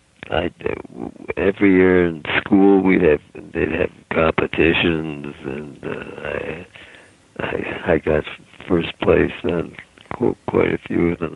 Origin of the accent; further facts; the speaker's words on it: Cleveland, Ohio, United States; moved away as an adult; also born or lived in Pittsburgh / Dallas / Minneapolis; I grew up in Cleveland.